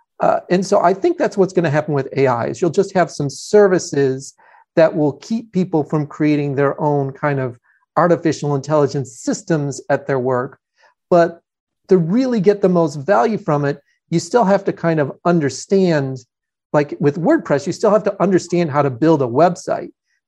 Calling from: Atlanta, Georgia, United States; I'm in Atlanta, Georgia.

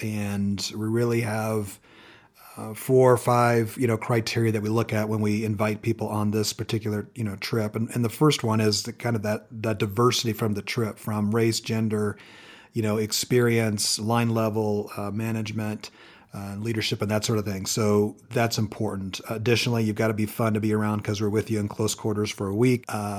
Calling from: Colorado Springs, Colorado, United States; Checking in from cold and snowy Colorado Springs.

